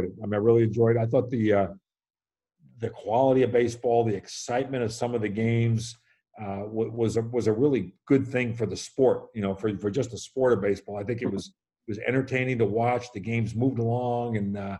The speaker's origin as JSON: {"language": "English", "region": "New York", "country": "United States", "tie": "born or raised there"}